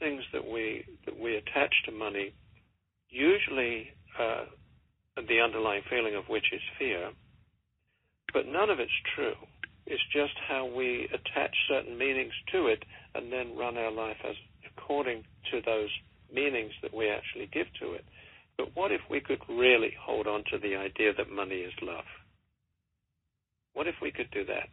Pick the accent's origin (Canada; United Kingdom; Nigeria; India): United Kingdom; England; accent: English; moved away as an adult; now in United States; When I came over here in 1984 from England